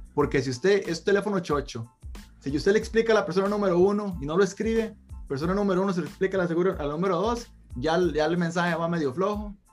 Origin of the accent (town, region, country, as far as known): Costa Rica; moved away